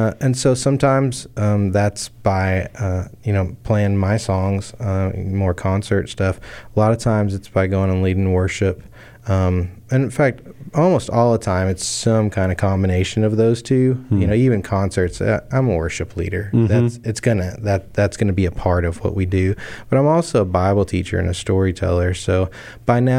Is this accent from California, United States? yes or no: no; Texas, United States; also born or lived in Houston, Texas / Memphis, Tennessee; this is me growing up in Texas